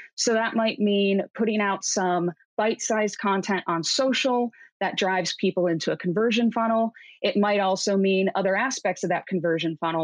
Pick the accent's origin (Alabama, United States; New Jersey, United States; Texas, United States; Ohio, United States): Ohio, United States; Cleveland; moved away as an adult; now in Seattle, United States; I grew up in Cleveland, graduated Cleveland State University